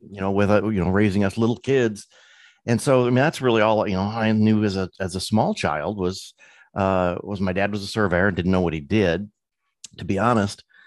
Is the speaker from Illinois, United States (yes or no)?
yes; Illinois, United States; moved away; also born or lived in California; I was born and raised in Illinois